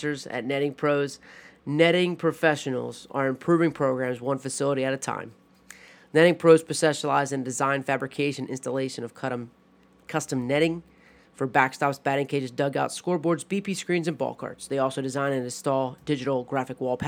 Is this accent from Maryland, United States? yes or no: yes; Maryland, United States; I'm from Maryland